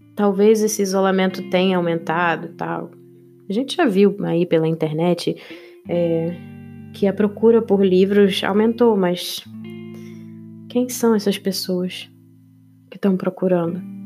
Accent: Rio de Janeiro, Brazil; eu sou do Rio de Janeiro

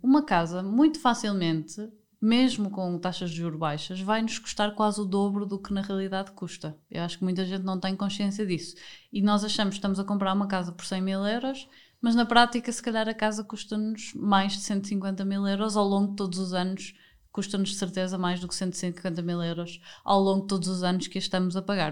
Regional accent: Porto, Norte, Portugal; moved away as an adult; also born or lived in Lisbon / Spain / Germany; eu sou do Porto

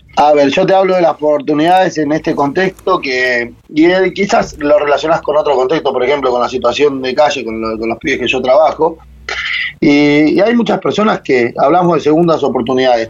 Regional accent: San Martín, Buenos Aires Province, Argentina; me crié en Villa Maipú, San Martín, barrio en el que prácticamente nací, me crié y aún sigo viviendo.

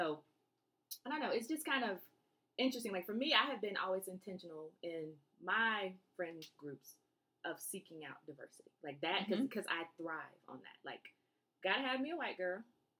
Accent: Germany; born there; for me, I grew up, I was born in Germany, army brat.

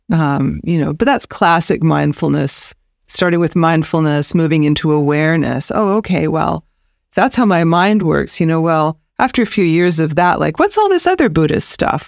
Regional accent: British Columbia, Canada; also born or lived in United States / Nelson, British Columbia; I'm born and raised in British Columbia

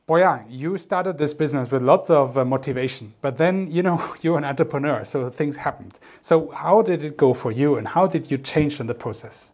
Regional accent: Germany; now in China; I'm from Germany, came to China

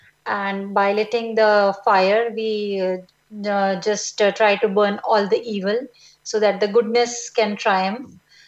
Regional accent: India; now in Eindhoven, Netherlands; being an Indian

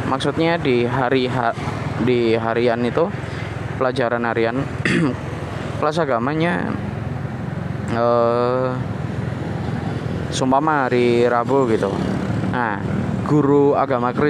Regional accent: Java, Indonesia; aku sendiri Jawa uh, ini berbeda-beda

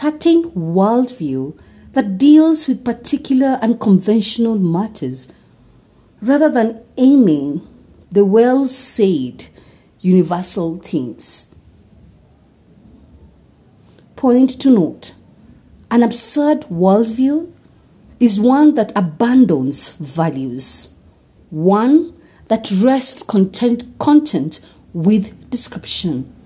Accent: Kenya; I am uniquely Kenyan and relevantly African

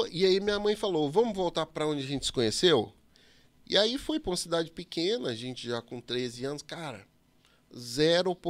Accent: São Paulo, Brazil; Então, dos 7 aos 13, eu cresci em São Paulo.

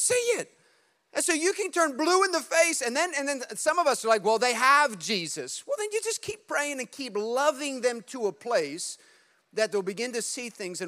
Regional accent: New Jersey, United States; we're from Jersey

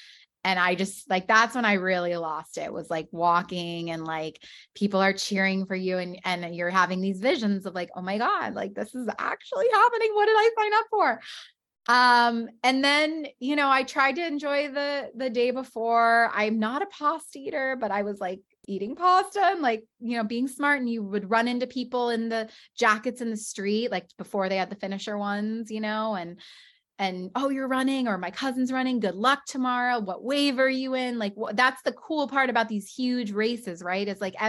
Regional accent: West Coast, United States; now in New York, United States; Like, I'm from the West Coast. Like, I'm used to this weather.

